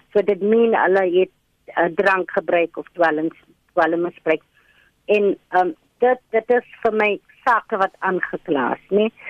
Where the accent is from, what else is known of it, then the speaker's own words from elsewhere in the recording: Cape Town, Western Cape, South Africa; ek kom van die Cape Flats